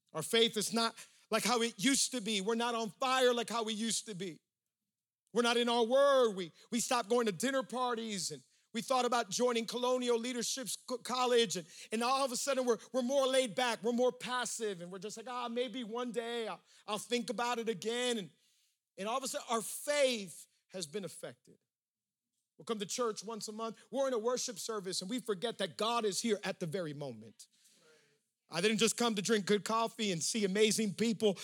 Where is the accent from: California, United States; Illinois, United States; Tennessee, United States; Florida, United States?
Florida, United States; Miami; We're from Miami, and Miami has a whole lot of uh, humidity